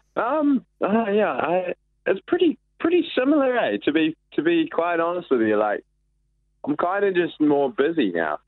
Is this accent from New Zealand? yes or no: yes; Raglan, Waikato, New Zealand; moved away as an adult; now in Auckland, New Zealand; I've spent most of my time like growing up in Raglan.